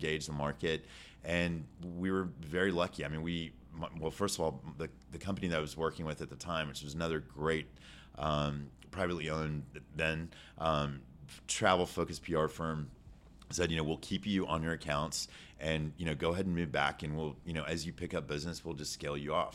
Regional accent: Houston, Texas, United States; also born or lived in New York; I grew up in the River Oaks area

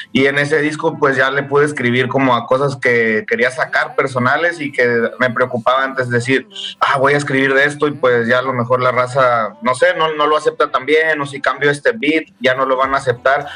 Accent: San Luis Potosí, Mexico; also born or lived in Monterrey; Ahí crecí, carnal, ahí en San Luis. Pero soy nacido en Monterrey y crecido y, pues aprendí todo el curso intensivo en San Luis Potosí.

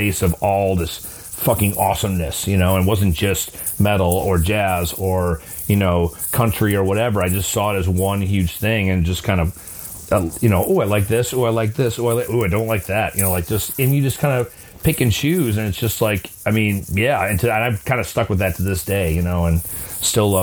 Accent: Orland Park, Illinois, United States; also born or lived in Chicago; I grew up in Orland Park, which is actually a suburb outside of Chicago. Moved to the city, like, 27 years ago

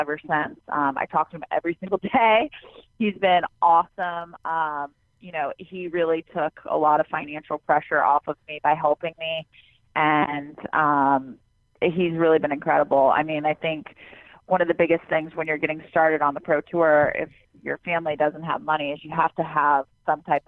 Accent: Florida, United States; I grew up in Florida and there's tons of clay courts there.

